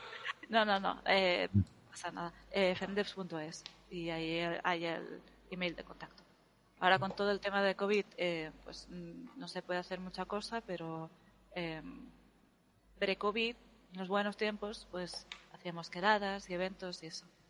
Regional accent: Spain; los españoles somos hispánicos o somos latinos

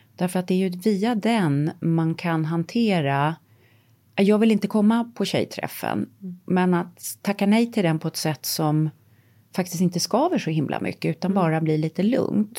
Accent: Sweden; moved away; Jag har bott utomlands halva mitt liv mm. och ehm, älskar Sverige naturligtvis. Det är mitt hemland.

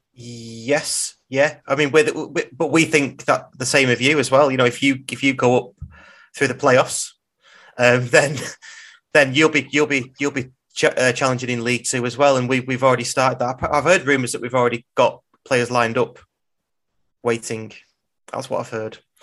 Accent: England, United Kingdom; we're English

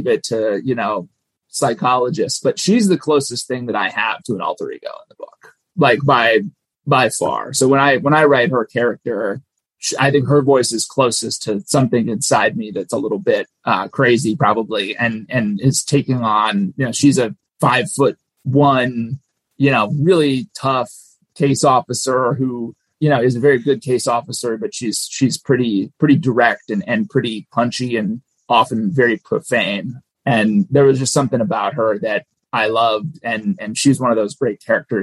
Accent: Minnesota, United States; we were both born and raised in Minnesota

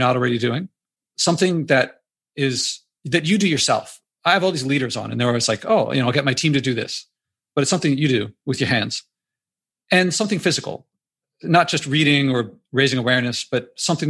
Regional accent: Philadelphia, Pennsylvania, United States; I grew up in Philadelphia

